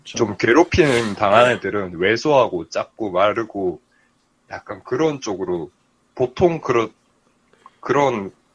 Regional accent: Gyeongsang, South Korea; 저도 경상도인데

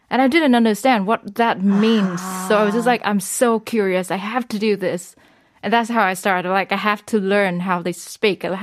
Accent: Vietnam; Korean is a second language; moved away as an adult; now in South Korea; 아, 한국에서 온지 3년 반이 됐고

